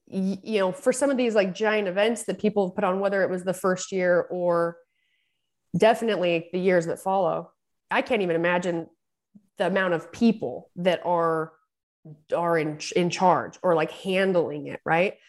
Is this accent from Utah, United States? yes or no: yes; Utah, United States; also born or lived in California; I lived in California and it's, you know, we have like the perfect amount of humidity in Santa Cruz. And I'm from Utah and I'm back in Utah.